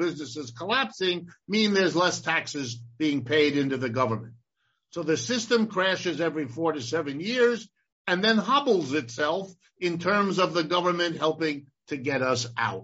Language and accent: English; Ohio, United States; I was born in Ohio, and I have lived and worked in this country all my life